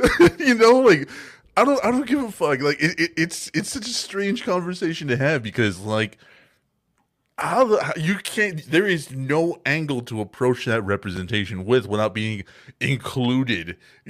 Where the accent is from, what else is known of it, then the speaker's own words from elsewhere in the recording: Texas, United States; And we're from Texas, so we don't like